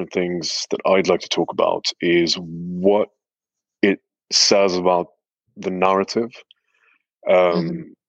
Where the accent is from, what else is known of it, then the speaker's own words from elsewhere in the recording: West Bank, Palestine; I'm a Palestinian from the West Bank. I grew up there